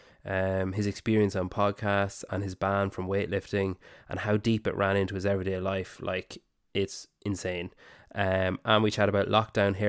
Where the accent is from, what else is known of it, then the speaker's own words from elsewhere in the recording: Ireland; I'm Irish.